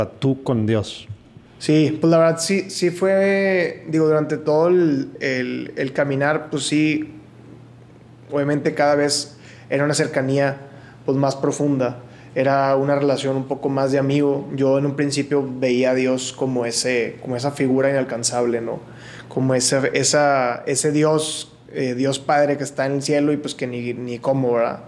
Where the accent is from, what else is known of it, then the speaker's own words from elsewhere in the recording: Monterrey, Nuevo León, Mexico; nací aquí en Monterrey y toda mi vida la he vivido aquí, excepción de un año